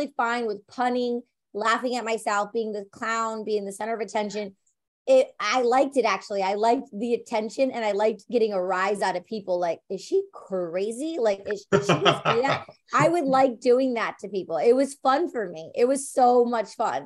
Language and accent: English; Detroit, Michigan, United States; I'm from Detroit, Michigan